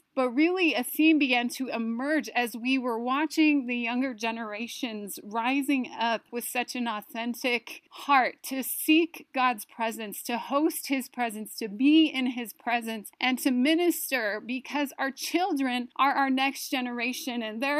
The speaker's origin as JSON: {"language": "English", "town": "Taos Pueblo", "region": "New Mexico", "country": "United States", "said": "we are First Nations. We are from Taos Pueblo, which is the oldest inhabited village in North America."}